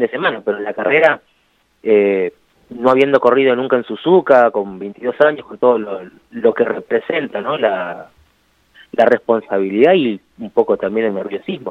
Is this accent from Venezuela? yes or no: no; Argentina; acá en Argentina